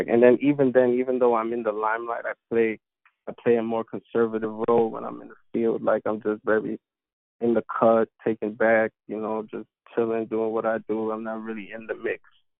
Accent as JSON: {"language": "English", "town": "New York City", "region": "New York", "country": "United States", "said": "I'm from New York City, right here, Queens."}